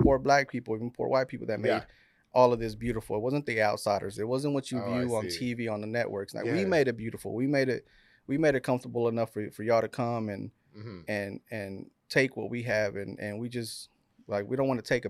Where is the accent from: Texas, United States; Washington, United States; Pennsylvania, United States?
Texas, United States; Waco; Yeah, so we're from South Waco. Yeah. We our neighbors were South Terrace. So growing up, you know, I had a lot of black friends, and that black culture sort of.